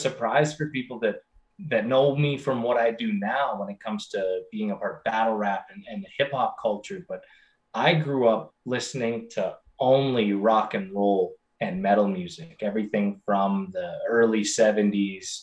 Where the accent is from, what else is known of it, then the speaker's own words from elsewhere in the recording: Alberta, Canada; also born or lived in Okotoks, Alberta; But I was born in the north in Alberta. My dad was a drill bit salesman for drilling rigs. And so he did a lot of work up there. And so I was born about 5 hours north from where I am now, and ended up living there for 8 years, moved south